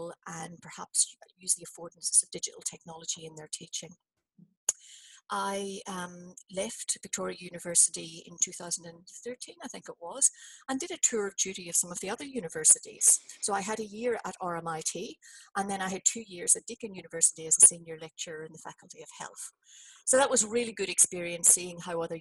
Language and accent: English; Belfast, Northern Ireland, United Kingdom; moved away as an adult; also born or lived in New Zealand; now in Australia; I emigrated from Belfast to New Zealand in, you know, late 80s.